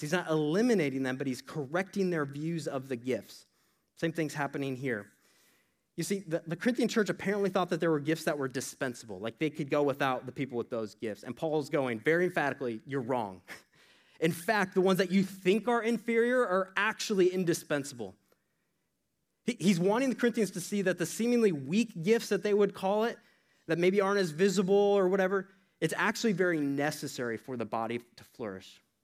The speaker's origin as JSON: {"language": "English", "region": "Iowa", "country": "United States", "tie": "born or raised there", "said": "that's my home state."}